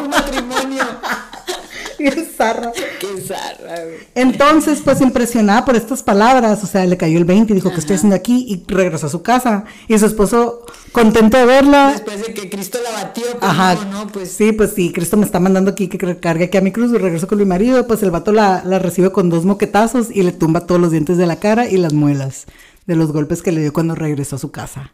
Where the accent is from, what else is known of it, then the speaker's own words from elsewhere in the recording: Mexico; somos mexicanos